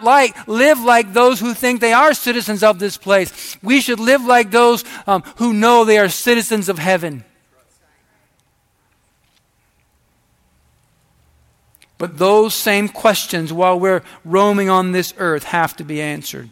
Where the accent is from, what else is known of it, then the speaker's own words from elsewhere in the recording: United States; I'm an American.